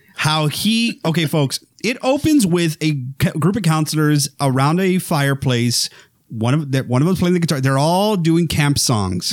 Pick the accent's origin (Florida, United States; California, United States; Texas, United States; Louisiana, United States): Texas, United States; South; I'm from Texas, right? I'm, uh, as y'all may know or not, I'm from the, from the ranch, uh, South Texas area